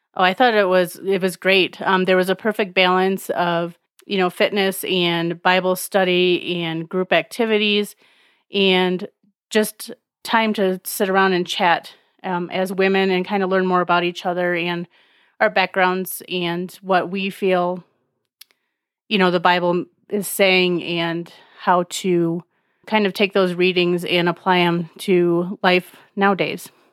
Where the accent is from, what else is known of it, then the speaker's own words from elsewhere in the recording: Alpena, Michigan, United States; I am from Alpena, Michigan